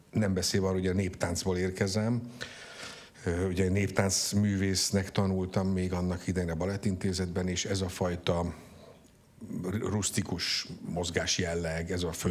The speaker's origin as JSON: {"language": "Hungarian", "town": "Tata", "region": "Komárom-Esztergom", "country": "Hungary", "tie": "born there", "said": "Ja, én Tatán, Tatán születtem."}